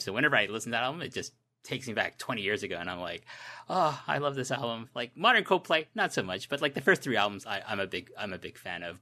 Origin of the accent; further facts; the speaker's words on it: Toronto, Ontario, Canada; when I was a middle school student in Canada, in Toronto